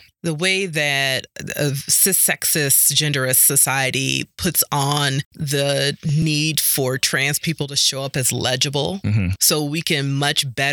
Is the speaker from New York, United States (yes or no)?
yes; New York City, New York, United States; moved away; growing up in Harlem and in New York